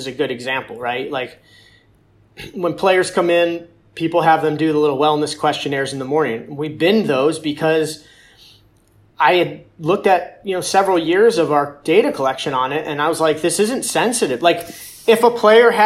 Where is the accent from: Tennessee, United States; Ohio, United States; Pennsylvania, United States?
Ohio, United States; Cleveland; growing up in Cleveland